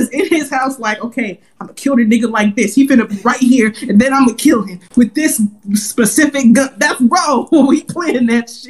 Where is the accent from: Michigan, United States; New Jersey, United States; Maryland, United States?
Maryland, United States; I'm from PG County. I'm from Moco.